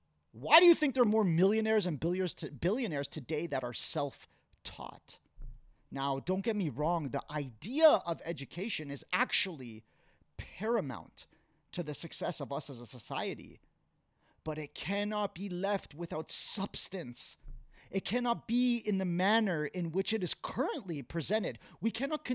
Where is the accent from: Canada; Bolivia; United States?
Canada; Growing up in Canada, Black History Month was very normal.